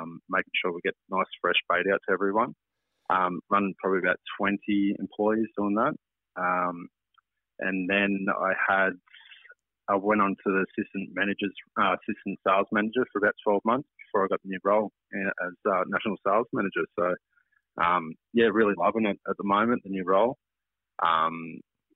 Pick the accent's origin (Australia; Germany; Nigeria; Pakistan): Australia; Tweed, New South Wales; born and bred in Tweed. Been in my whole life.